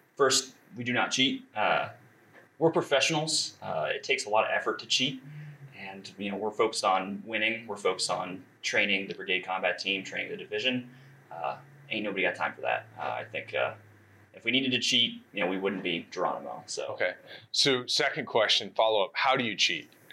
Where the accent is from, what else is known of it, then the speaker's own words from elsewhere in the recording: Northern Virginia, United States; moved away; I'm from Northern Virginia, went to school James Madison University